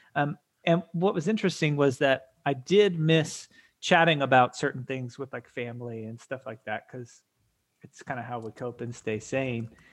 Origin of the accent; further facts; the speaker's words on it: Atlanta, Georgia, United States; we are from the Atlanta area